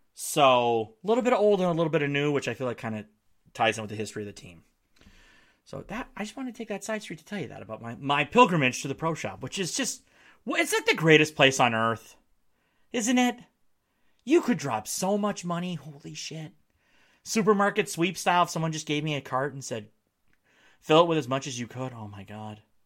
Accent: Marquette, Michigan, United States; in my hometown of Marquette, Michigan.

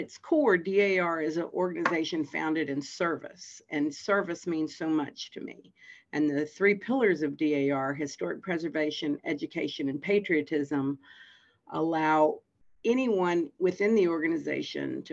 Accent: Fredericksburg, Virginia, United States; I was born in Fredericksburg, Virginia, and I grew up here and went to school here

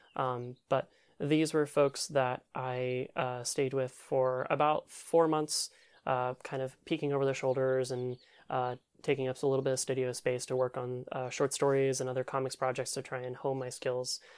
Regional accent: Louisville, Kentucky, United States; I grew up in Louisville, Kentucky

